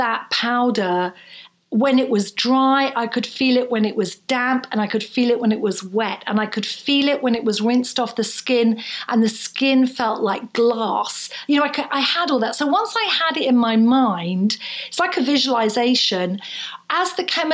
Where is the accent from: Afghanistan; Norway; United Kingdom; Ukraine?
United Kingdom; Bournemouth, South West England; also born or lived in Edinburgh, Scotland; I was then 14, I was in a small town in the south coast of England in Bournemouth.